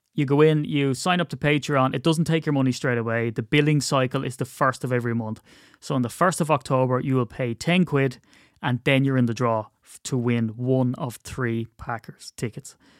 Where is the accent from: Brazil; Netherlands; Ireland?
Ireland; as an Irishman